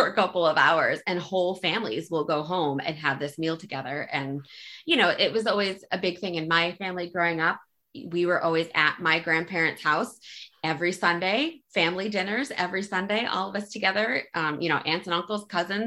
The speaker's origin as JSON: {"language": "English", "country": "United States", "said": "I'm American, obviously, but my background is Italian on both sides"}